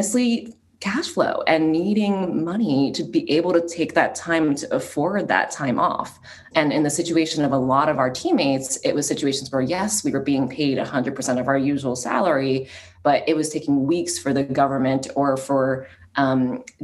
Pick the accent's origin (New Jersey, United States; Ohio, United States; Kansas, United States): New Jersey, United States; my background personally is I grew up in New Jersey